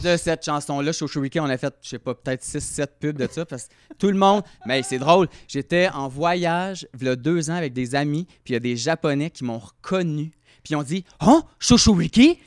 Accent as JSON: {"language": "French", "town": "Repentigny", "region": "Quebec", "country": "Canada", "said": "je viens de Repentigny"}